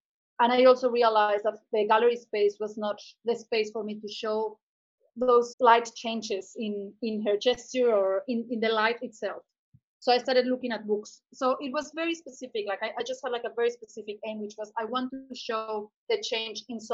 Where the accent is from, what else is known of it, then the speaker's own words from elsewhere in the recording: Cuernavaca, Morelos, Mexico; moved away as an adult; also born or lived in Mexico City / Pacific coast of Mexico; now in Brisbane, Australia; I was born in Mexico City and I grew up in another city called Cuernavaca, which is like 2 hours south from Mexico City